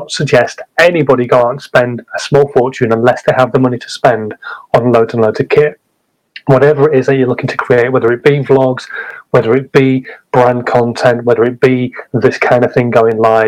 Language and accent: English; Hull, Yorkshire and the Humber, United Kingdom; I'm a Hull man